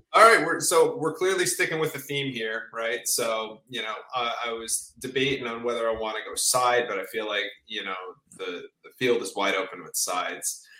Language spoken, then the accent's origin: English; New Jersey, United States; I'm from New Jersey.